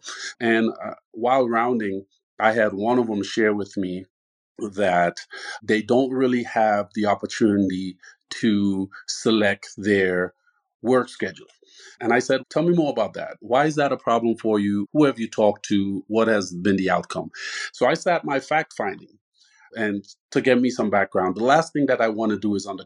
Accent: Trinidad & Tobago; now in Tucson, United States; born and raised in Trinidad, where there's a huge Spanish influence

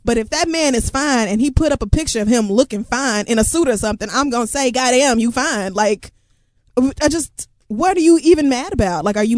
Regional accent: Oklahoma, United States; I grew up in Oklahoma, so every

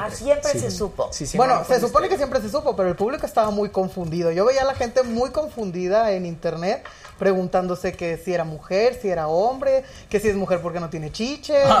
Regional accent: Matamoros, Tamaulipas, Mexico; also born or lived in Monterrey; Yo vengo de Matamoros

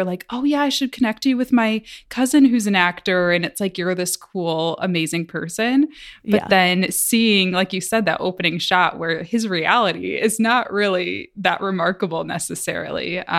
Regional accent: Midwest, United States; You know, growing up in the Midwest, I can very much identify with the whole, oh, you do something cool

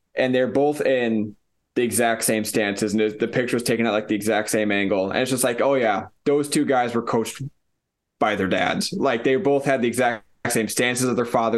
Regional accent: Sioux Falls, South Dakota, United States; moved away; went home back to Fall, South Dakota

